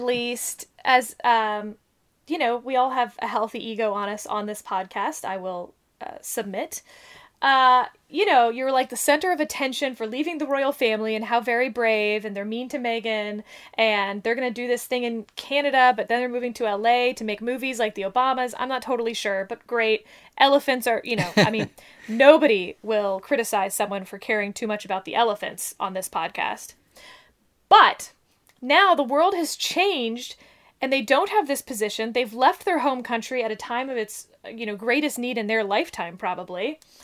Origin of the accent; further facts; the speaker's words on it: United States; we as Americans